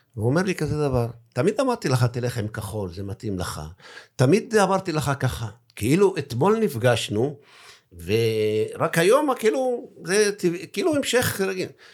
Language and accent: Hebrew; Daliyat al-Karmel, Haifa District, Israel